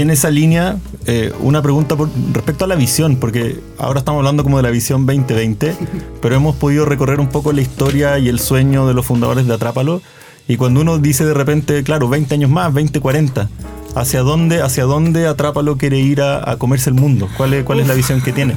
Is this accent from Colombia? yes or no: no; Chile